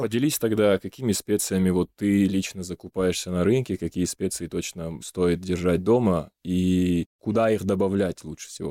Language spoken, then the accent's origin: Russian; North Ossetia–Alania, Russia; moved away; я из Осетии, и там жил в маленьком селе